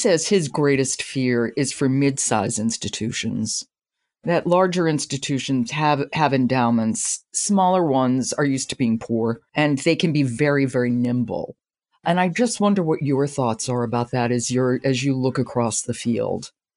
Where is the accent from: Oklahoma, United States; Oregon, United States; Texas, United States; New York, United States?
New York, United States; New York City; I, I grew up in New York City and grew up going to the Met.